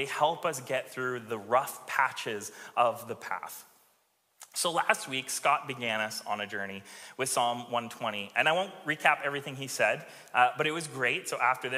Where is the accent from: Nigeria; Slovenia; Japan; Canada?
Canada; Alberta; now in Victoria, Canada; I grew up in Alberta, and so looking at the mountains was a thing